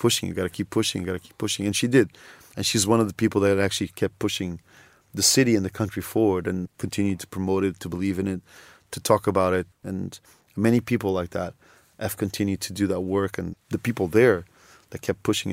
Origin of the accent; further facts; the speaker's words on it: Lisbon, Portugal; I was born in Lisbon